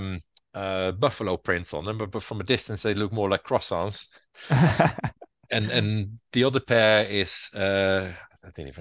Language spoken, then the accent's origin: English; Utrecht, Netherlands; moved away as an adult; now in Southsea, United Kingdom; Utrecht, my hometown in the Netherlands